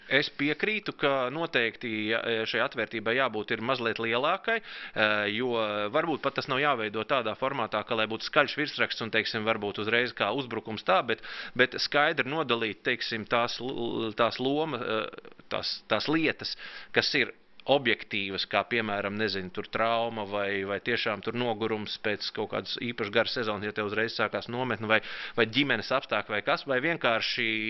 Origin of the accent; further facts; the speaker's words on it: Latvia; mēs esam latvieši